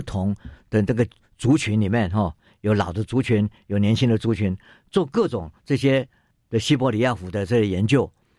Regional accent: Qishan, Kaohsiung, Taiwan; 我我我是岐山长大的，

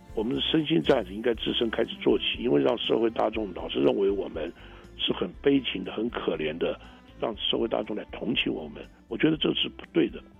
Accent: Taiwan; 在我们台湾邻近的国家也好

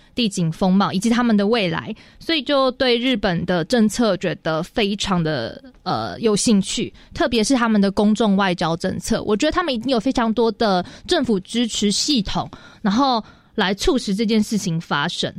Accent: Taichung, Taiwan; first language Hakka; 我是，呃，在台中东市出生

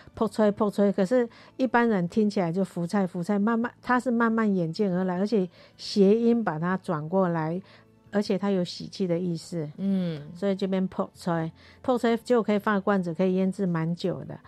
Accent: Taiwan; 我是标准的客家人哦

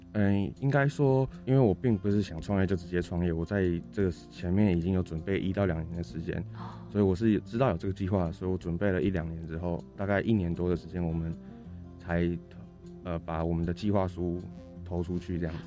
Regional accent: Changhua, Changhua County, Taiwan; also born or lived in Taichung / Taipei; 加上我自己是台中人，对，我嗯。在彰化长大，台中读书

